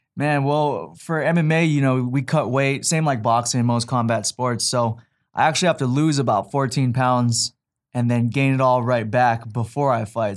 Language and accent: English; Hawaii, United States; I'm from Hawaii, which is Scrapping State.